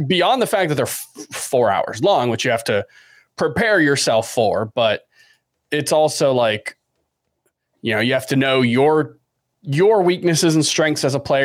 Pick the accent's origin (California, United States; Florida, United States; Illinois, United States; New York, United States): Florida, United States; Miami; we're all from Miami.